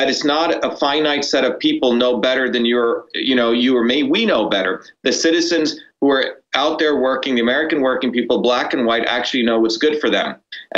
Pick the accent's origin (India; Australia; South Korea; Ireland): India; now in United States; when my parents and I came from India to here, there were two things, two principles that I think everyone can get around